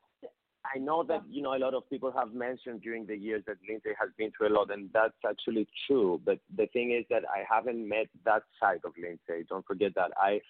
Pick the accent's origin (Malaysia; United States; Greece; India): Greece; Athens, Attica; moved away as an adult; also born or lived in London; I'm from Athens. It's the capital of Greece. And yeah. I was born and raised here, although I moved to London in order to study and, stay there for like 4 years.